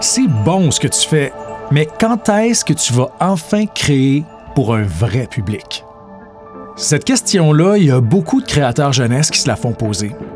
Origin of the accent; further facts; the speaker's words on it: Plessisville, Quebec, Canada; moved away as an adult; now in Montreal, Canada; Je suis originaire de Plessisville, au centre du Québec